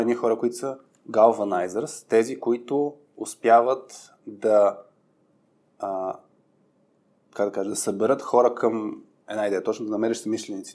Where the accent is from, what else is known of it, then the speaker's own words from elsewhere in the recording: Burgas, Burgas Province, Bulgaria; Аз съм от Бургас и, и съм на път да стана яка батка бургаска